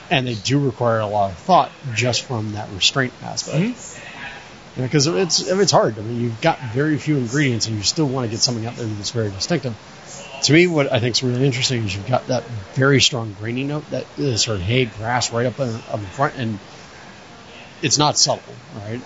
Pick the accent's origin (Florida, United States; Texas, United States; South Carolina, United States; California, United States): Florida, United States; moved away; I grew up in Florida with humidity